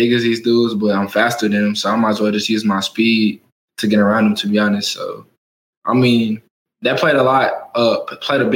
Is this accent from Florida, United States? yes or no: no; Texas, United States; moved away as an adult; now in Oklahoma, United States; I'm from Texas